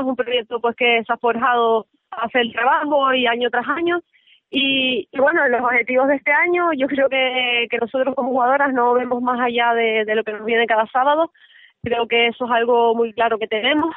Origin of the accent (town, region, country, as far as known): Tenerife, Canary Islands, Spain; also born or lived in León